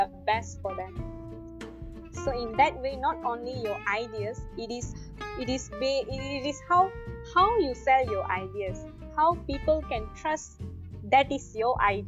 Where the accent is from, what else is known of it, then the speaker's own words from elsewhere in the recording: Malaysia; also born or lived in Kuala Lumpur; I'm back to my hometown, staying with my parents now, like past 2 to 3 months